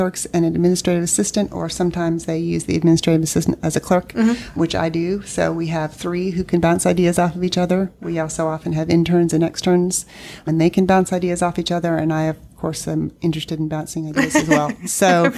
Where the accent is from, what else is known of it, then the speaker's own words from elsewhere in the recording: Northern Virginia, United States; also born or lived in California; now in North Carolina, United States; I grew up in Northern Virginia